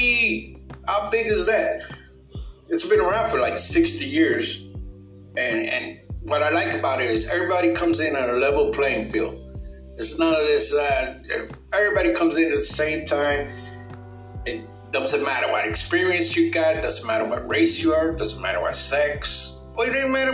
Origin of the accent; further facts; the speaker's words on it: New York City, New York, United States; moved away; also born or lived in Florida / Puerto Rico (parents); I was born in 1959 in Brooklyn, New York. And yes, I'm a baby boomer. Yeah, there's all of us in Brooklyn. Well, later on down the years, I was raised in New York City